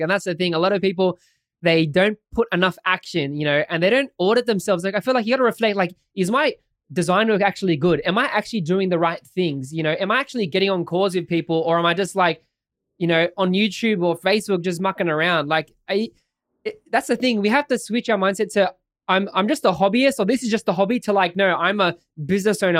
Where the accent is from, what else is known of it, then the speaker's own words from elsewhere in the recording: Sydney, New South Wales, Australia; I'm an Aussie guy from Sydney, Australia. Lived here all my life